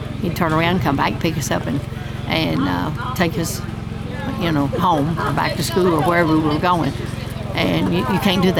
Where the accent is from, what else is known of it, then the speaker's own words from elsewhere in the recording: Bald Knob, Kentucky, United States; I grew up on Hart Pike, right in the middle of it. It's a little bitty road going through there.